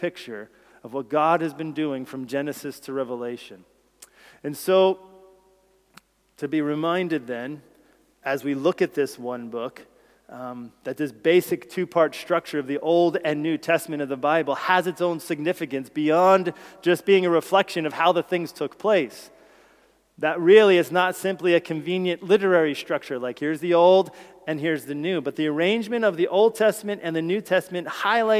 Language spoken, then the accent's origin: English; United States; moved away as an adult; now in United Kingdom; being an American and this being the United Kingdom, you know, and so when I had to come here, in order to come here and live here and enter the United Kingdom